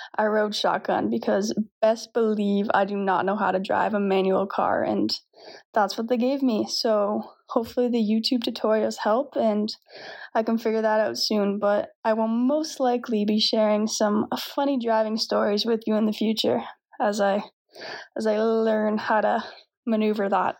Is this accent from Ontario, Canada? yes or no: no; Chester, Nova Scotia, Canada; moved away as an adult; also born or lived in Halifax, Nova Scotia; now in Ponta Delgada, Portugal; I am a setter from Chester, Nova Scotia, and I played at Dalhousie University last year